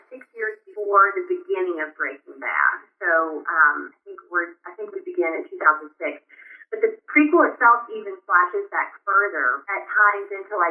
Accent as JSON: {"language": "English", "area": "Cumberland County", "region": "Tennessee", "country": "United States", "tie": "born or raised there", "said": "I grew up in a very small town on top of a mountain, and the only theater for 100 miles was in my hometown. It was called the Cumberland County Playhouse."}